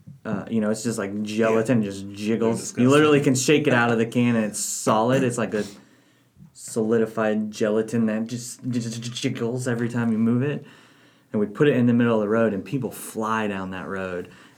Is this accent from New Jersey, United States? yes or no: yes; New Jersey, United States; And I also like to say, I'm from New Jersey.